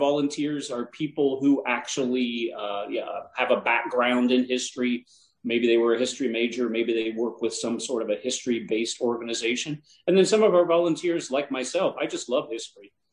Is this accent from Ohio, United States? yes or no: yes; Ohio, United States; moved away; I'm originally from Ohio